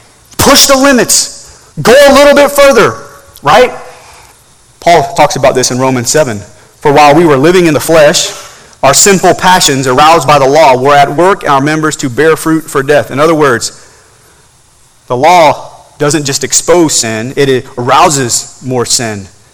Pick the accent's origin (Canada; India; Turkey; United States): Turkey; growing up in Turkey, we would travel to Germany for vacation every once in a while